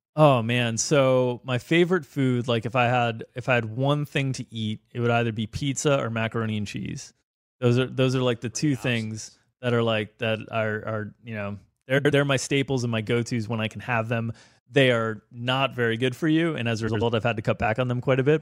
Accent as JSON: {"language": "English", "region": "South Florida", "country": "United States", "tie": "born or raised there", "said": "I grew up in South Florida, and I'm from South Florida, but my family is from Chicago originally"}